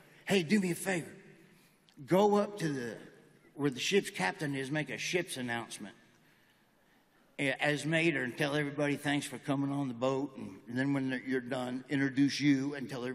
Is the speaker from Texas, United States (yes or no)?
no; Nebraska, United States; moved away; also born or lived in Florida / Georgia; I grew up in Nebraska on a pig farm, and my whole life was a farm, livestock, loading cattle trucks, and but we didn't really have an accent